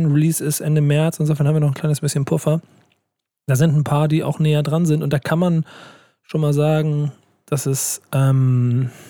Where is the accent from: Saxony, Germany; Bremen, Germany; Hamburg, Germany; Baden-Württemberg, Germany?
Hamburg, Germany; Und ich als Hamburger habe mir das auf die Fahne geschrieben, das kann ich jetzt mal öffentlich so sagen.